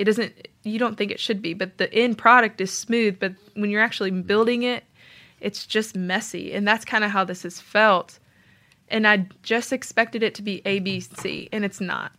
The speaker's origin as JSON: {"language": "English", "region": "Tennessee", "country": "United States", "also_born_or_lived": "Georgia", "moved": "as an adult", "said": "I'm from Tennessee"}